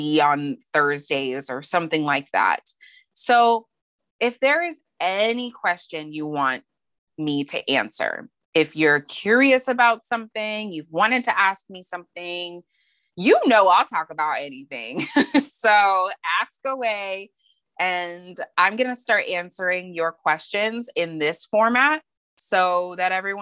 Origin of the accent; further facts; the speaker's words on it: Montana, United States; moved away as an adult; now in San Diego, United States; I am from Montana. That's where my mom's side of the family is. That's where I was from fourth grade through, you know, a couple years into college, from 9 to 21. I primarily lived in Montana.